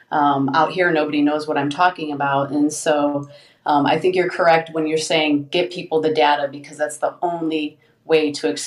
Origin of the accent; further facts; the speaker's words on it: Omaha, Nebraska, United States; And I'm in Nebraska where, go Big Red! I'm from Omaha